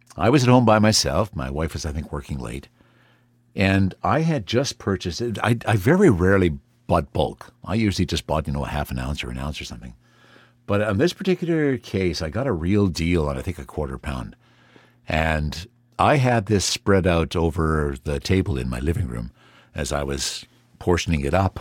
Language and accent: English; Canada; as a Canadian